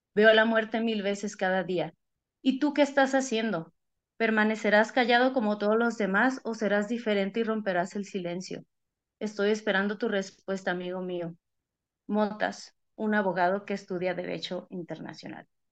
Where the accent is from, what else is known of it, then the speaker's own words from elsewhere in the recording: Tijuana, Baja California, Mexico; yo soy de Tijuana